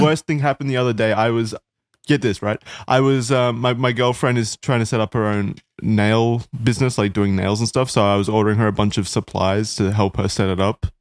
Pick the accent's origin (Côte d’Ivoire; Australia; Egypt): Australia; I'm Australian